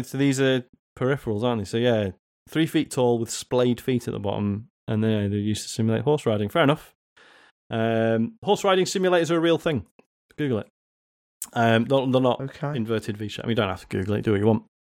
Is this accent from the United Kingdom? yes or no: yes; Leeds, Yorkshire and the Humber, United Kingdom; I dreamed I was back in the UK in my hometown of Leeds